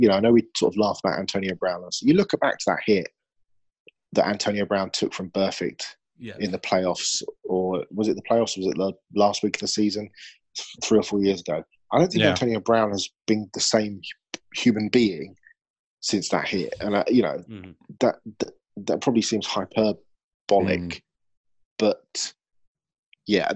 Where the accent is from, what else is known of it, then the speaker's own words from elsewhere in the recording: England, United Kingdom; I'm the English guy